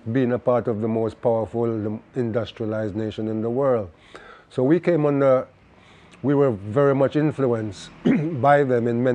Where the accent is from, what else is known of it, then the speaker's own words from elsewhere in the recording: Jamaica; now in England; I'm Jamaican. So I wanted to sound Jamaican